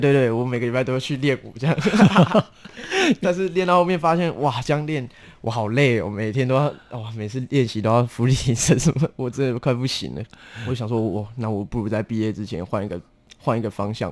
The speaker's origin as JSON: {"language": "Chinese", "region": "Taichung", "country": "Taiwan", "said": "我来自于台中"}